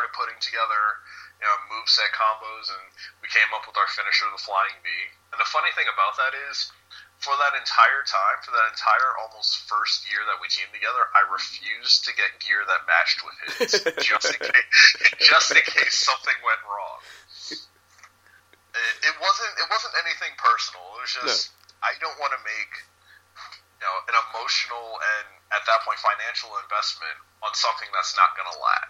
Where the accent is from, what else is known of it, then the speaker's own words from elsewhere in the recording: New York City, New York, United States; originally I'm from New York City